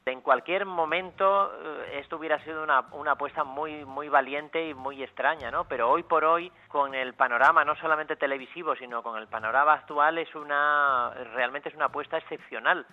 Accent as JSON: {"language": "Spanish", "town": "Luarca", "region": "Asturias", "country": "Spain", "tie": "born or raised there", "said": "en mi pueblo donde nací, en Luarca"}